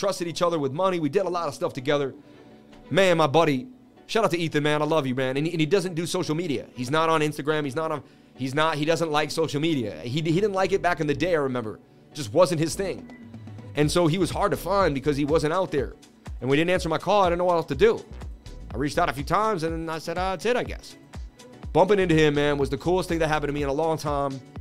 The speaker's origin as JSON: {"language": "English", "town": "Boston", "region": "Massachusetts", "country": "United States", "tie": "born or raised there", "said": "I grew up in Boston, and when I was about 13, I met a kid in school"}